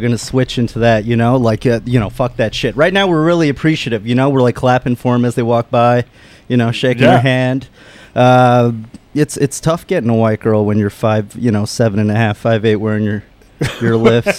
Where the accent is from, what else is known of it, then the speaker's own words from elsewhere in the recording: Northern Virginia, United States; I'm from outside of D.C., Northern Virginia area on the D.C.